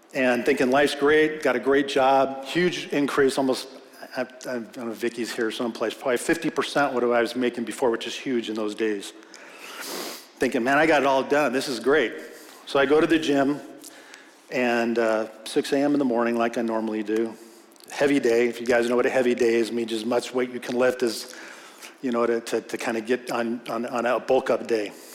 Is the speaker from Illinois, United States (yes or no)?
no; Simi Valley, California, United States; I grew up in Simi Valley, been here since 1965